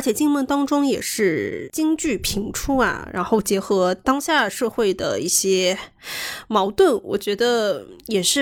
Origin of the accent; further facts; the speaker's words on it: China; 我们中国人眼中的鲁迅先生的这个形象